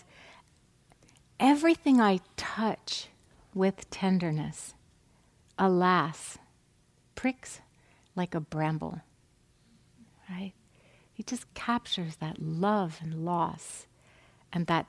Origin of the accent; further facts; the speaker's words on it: New England, United States; moved away; I'm from New England